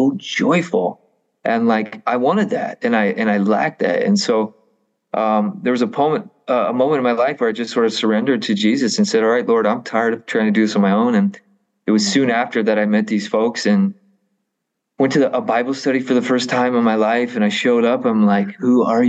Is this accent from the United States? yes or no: yes; the Midwest, Illinois, United States; I grew up in a wonderful home. I am a product of Catholic education and, being a Catholic is very much an identity thing here in the Midwest